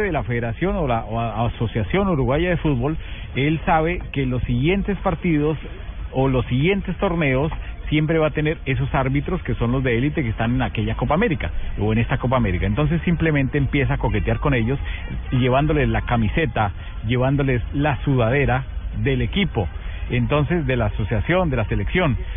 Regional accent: Colombia; nosotros salimos como colombianos

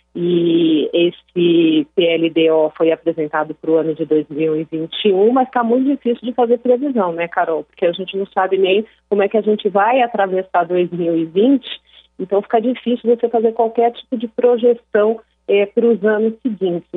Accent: São Paulo, Brazil; also born or lived in Brasília; eu sou de São Paulo

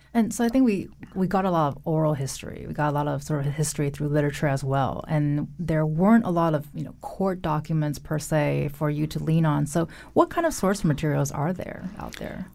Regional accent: West Coast, United States; moved away; I'm from the West Coast

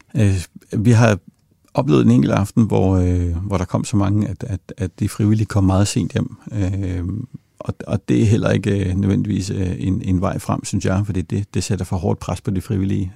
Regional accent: Denmark; vi tager for givet som danskere

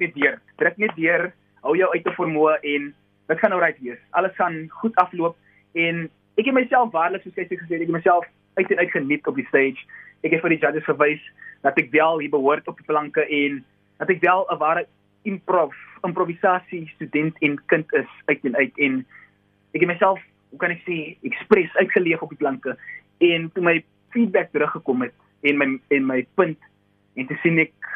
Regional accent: South Africa; Ek is van Kruifontein en ek is 'n tweedejaars student

